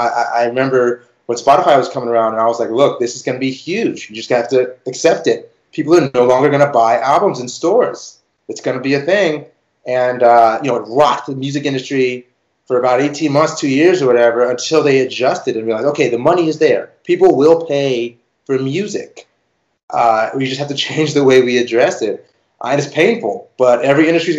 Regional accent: Beverly Hills, California, United States; I grew up in Beverly Hills

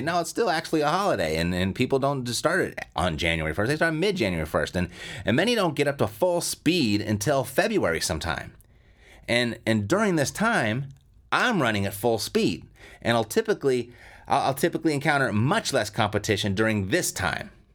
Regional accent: Southern California, United States; I'm born and raised in Southern California

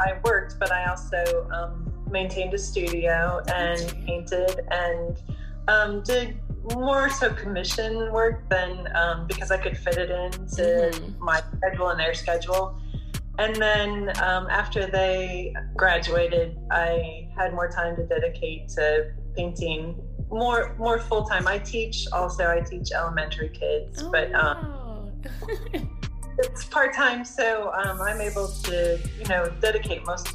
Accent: Indiana, United States; born or raised there

